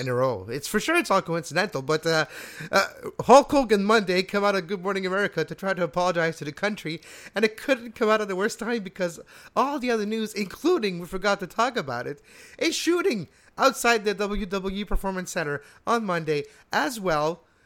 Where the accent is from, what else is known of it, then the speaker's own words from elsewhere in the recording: Montreal, Quebec, Canada; also born or lived in Laval; I was brought up in Montreal and Laval.